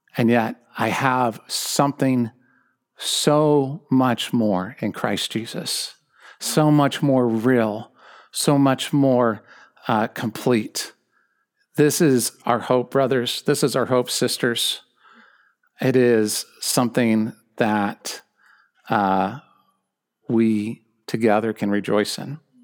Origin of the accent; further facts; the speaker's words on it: Southern California, United States; I'm an American. I'm a Californian. I'm a Southern Californian, so I'm a true Californian.